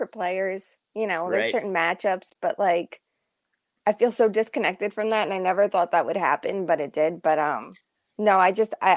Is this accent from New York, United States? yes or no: yes; Long Island, New York, United States; I grew up on Long Island